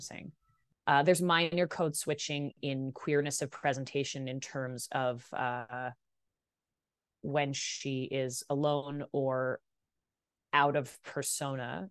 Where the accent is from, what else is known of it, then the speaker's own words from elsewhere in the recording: Vancouver, British Columbia, Canada; I grew up in Vancouver.